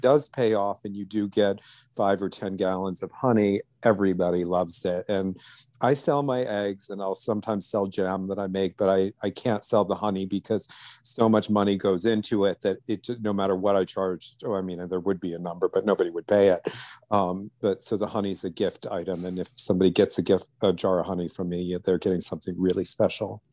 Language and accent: English; outside of New Orleans, Louisiana, United States; now in Millbrook, New York, United States; I grew up some outside of New Orleans